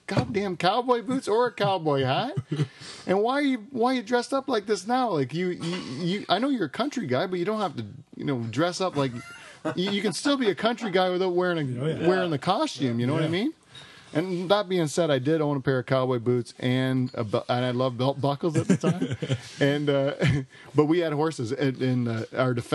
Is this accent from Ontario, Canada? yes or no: yes; Waterford, Ontario, Canada; also born or lived in Brantford; I grew up in Waterford, too, even though I went to school in Brantford